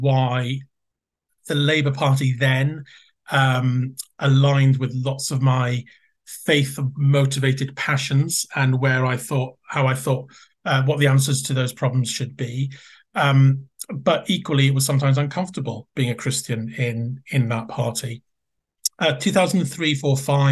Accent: Wales, United Kingdom; moved away; it was a very Welsh-speaking community where the neighbouring area from where I grew up. So I really, in a sense, I felt local. I was a Welsh speaker

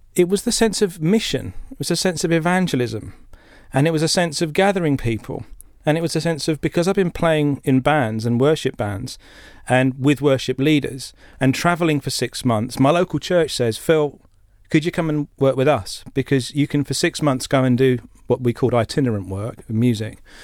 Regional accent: Essex, East of England, United Kingdom; we grew up in Essex

